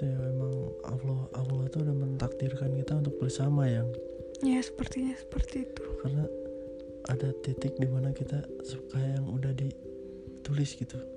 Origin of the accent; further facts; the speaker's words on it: Bandung, West Java, Indonesia; Jadi uh, gua tuh sebenarnya gua orang Bandung ya dan dia orang Kalimantan bukan begitu sayang?